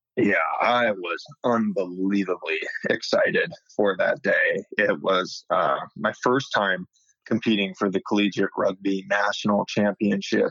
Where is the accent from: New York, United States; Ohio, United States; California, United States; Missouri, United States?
California, United States; Sacramento; also born or lived in Bay Area, California; I'm from the Sacramento area um, of Northern California. Um, just kind of born and raised